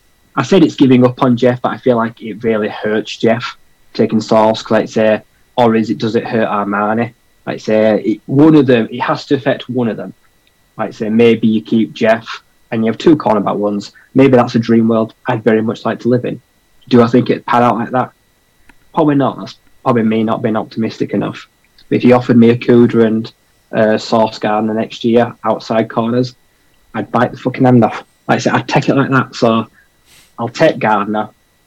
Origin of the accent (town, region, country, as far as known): United Kingdom